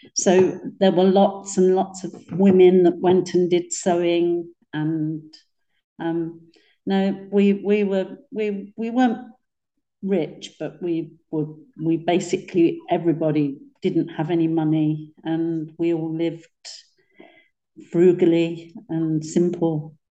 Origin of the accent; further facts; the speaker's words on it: London, United Kingdom; I was born in Poplar in a block of flats called Oban House.